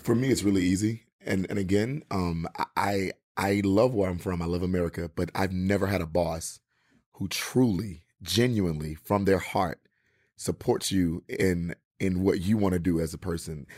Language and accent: English; Mississippi, United States; moved away; I'm originally from Mississippi